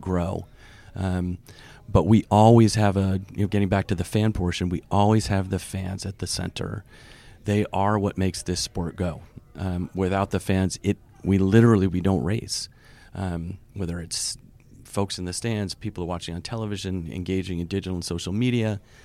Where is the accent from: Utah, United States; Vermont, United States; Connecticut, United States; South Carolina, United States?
Vermont, United States; moved away as an adult; also born or lived in Boston / New York; I grew up in Vermont